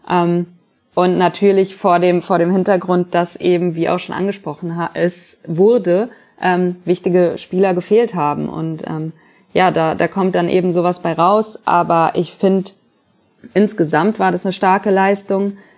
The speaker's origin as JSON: {"language": "German", "town": "Frankfurt", "region": "Hesse", "country": "Germany", "said": "Ja, man spricht aus Erfahrung als Frankfurter"}